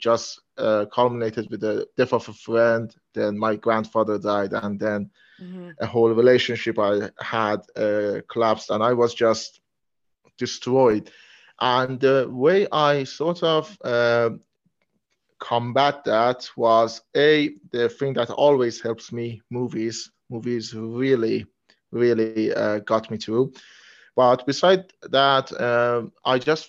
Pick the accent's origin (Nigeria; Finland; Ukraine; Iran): Iran; English is a second language; I'm from Iran